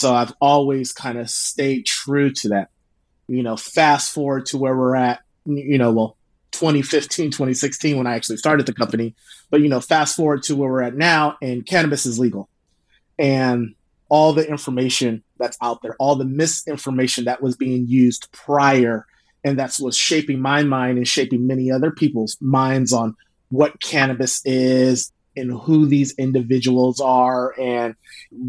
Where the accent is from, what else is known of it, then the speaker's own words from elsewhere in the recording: Oakland, California, United States; also born or lived in Indiana; now in Sacramento, United States; I grew up in the Bay and then my parents had got divorced